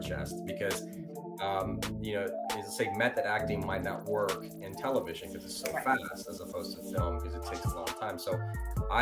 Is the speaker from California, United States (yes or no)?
no; Virginia Beach, Virginia, United States; accent: American; first language Italian; English is a second language; moved away as an adult; also born or lived in Naples, Italy / New York / Los Angeles; I from Naples, Italy, moved to the States at 9, but I grew up in Virginia Beach